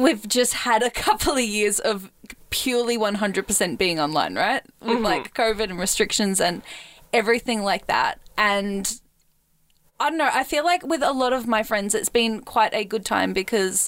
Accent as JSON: {"language": "English", "country": "Australia", "tie": "born or raised there", "said": "I was raised in Australia, very rurally, very like isolated"}